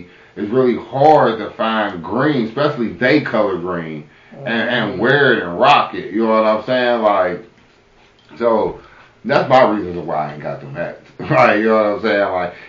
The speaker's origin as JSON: {"language": "English", "town": "Kansas City", "country": "United States", "tie": "born or raised there", "said": "Especially when Kansas City get it, I gotta get a hat because it's gonna be my hometown"}